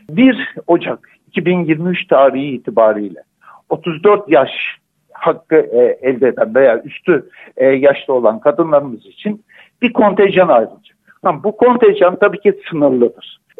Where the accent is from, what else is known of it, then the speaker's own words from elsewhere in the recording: Antakya, Hatay, Turkey; Ben depremden bir saat sonrasından itibaren bu süreçte hep buradayım. Ben zaten Antakyalıyım. Burada aktif görev alan doktorlardanım.